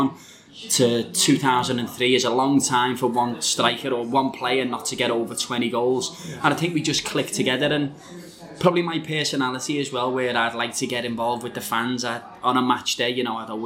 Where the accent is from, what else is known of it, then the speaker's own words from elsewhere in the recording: Liverpool, North West England, United Kingdom; I'm from Liverpool